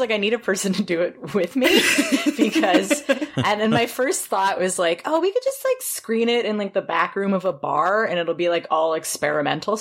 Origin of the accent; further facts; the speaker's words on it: Toronto, Ontario, Canada; I'm from Toronto